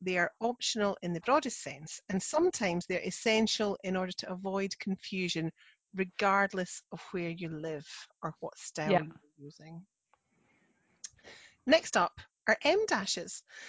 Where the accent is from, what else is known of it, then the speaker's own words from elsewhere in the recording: Scotland, United Kingdom; I'm the Scottish one.